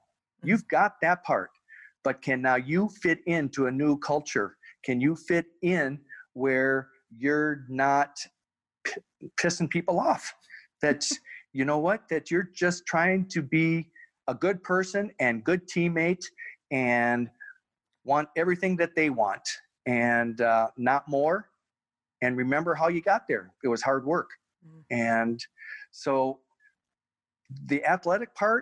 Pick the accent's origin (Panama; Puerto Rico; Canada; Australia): Canada; we're Canadian